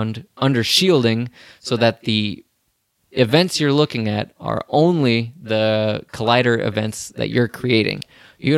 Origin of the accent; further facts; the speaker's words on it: Bettendorf, Iowa, United States; We both graduated from Bettendorf High School, so it's kind of a weird thing. We're both from Iowa